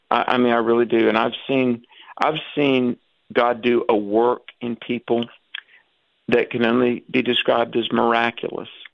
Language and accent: English; the South, United States; growing up in the South in the Bible Belt